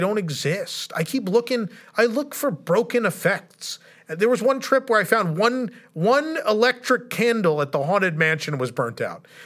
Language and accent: English; United States; being an American